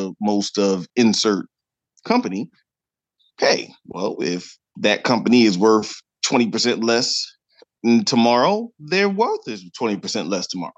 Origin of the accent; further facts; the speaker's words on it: Delaware Valley, United States; we're both from the Delaware Valley